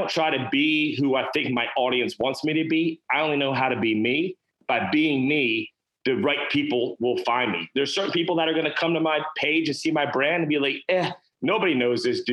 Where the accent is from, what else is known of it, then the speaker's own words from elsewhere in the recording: North Carolina, United States; tattooed dude from North Carolina that started a business